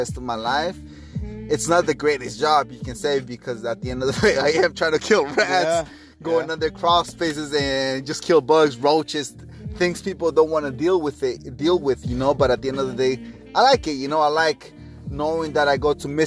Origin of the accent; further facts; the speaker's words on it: Mexico; first language Spanish; English is a second language; now in United States; I grew up in Mexico. I'm Hispanic. I'm sure you guys can hear my accent and whatnot. I wasn't born here. Spanish is my first language